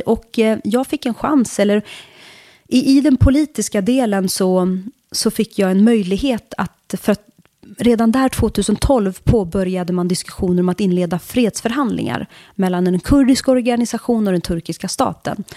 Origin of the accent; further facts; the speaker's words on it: Bollnäs, Gävleborg County, Sweden; moved away as an adult; also born or lived in Turkey / Södertälje / Brussels; jag är från Bollnäs